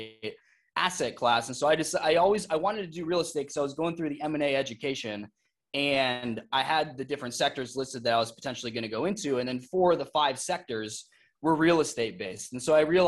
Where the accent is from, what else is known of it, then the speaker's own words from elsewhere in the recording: Iowa, United States; moved away as an adult; also born or lived in Arizona / Las Vegas; I lived in Iowa for my entire childhood.